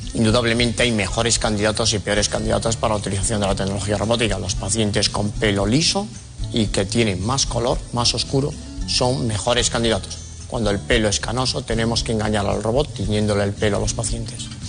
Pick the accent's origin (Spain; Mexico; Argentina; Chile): Spain; Lugo, Galicia; accent: Galician; now in Madrid, Spain; Llevo muchos años en Madrid, pero soy gallego Nací en Lugo